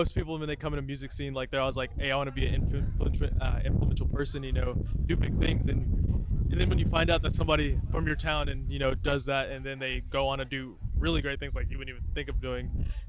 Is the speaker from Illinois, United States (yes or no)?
no; Waco, Texas, United States; I am from Waco, Texas.